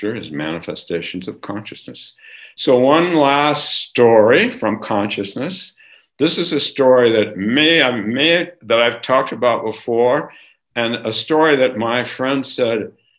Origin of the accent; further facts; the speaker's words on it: California, United States; growing up in California